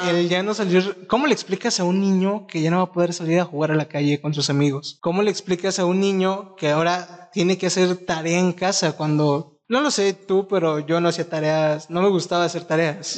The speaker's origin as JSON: {"language": "Spanish", "country": "Mexico", "said": "nos ayude a todos como mexicanos"}